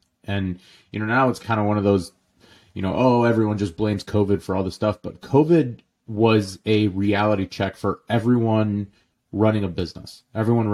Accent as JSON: {"language": "English", "town": "St. Louis", "region": "Missouri", "country": "United States", "tie": "born or raised there", "also_born_or_lived": "Jordan", "said": "my dad literally bought two restaurants in St. Louis, Missouri when I was 2 years old. So I literally grew up in the restaurants. We moved here from Jordan."}